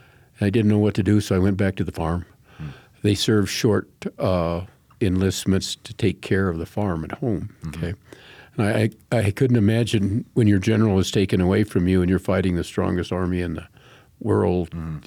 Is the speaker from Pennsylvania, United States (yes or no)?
no; Colorado Springs, Colorado, United States; Right here in Colorado Springs.